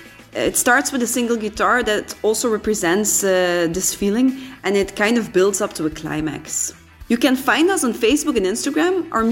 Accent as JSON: {"language": "English", "country": "Belgium", "said": "Hi everyone, we are … all the way from Belgium."}